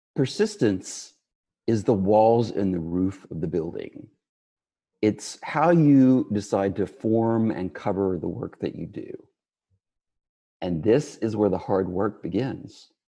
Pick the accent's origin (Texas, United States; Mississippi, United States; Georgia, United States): Texas, United States; West; I grew up in West Texas in a region known as the Permian Basin